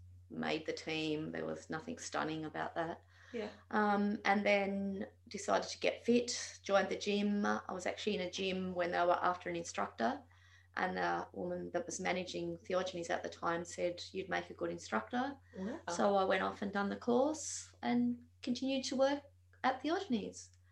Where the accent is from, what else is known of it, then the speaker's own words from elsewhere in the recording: Launceston, Tasmania, Australia; also born or lived in Brisbane; I grew up in Launceston